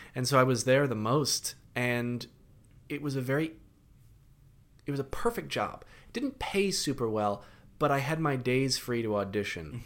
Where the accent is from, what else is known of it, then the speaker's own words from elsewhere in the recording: Connecticut, United States; also born or lived in London; now in New York, United States; I grew up in Connecticut, so I went back up to my parents' house in Connecticut